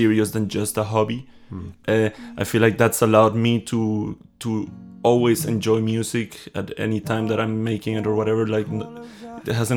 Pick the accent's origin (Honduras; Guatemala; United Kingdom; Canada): Guatemala; moved away as an adult; now in Berlin, Germany; I'm from Guatemala, born in Guatemala, and yeah, been in Berlin for 5 years